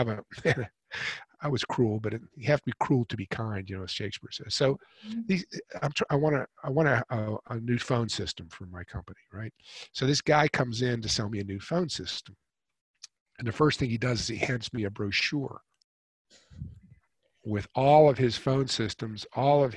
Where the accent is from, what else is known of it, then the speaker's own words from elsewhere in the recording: Pittsburgh, Pennsylvania, United States; also born or lived in New York City; now in Carolina, United States; we're from Pittsburgh originally